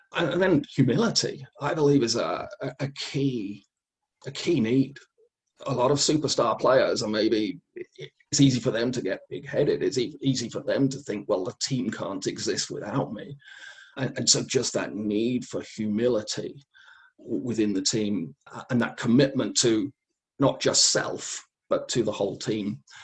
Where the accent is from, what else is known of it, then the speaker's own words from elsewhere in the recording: England, United Kingdom; Growing up in England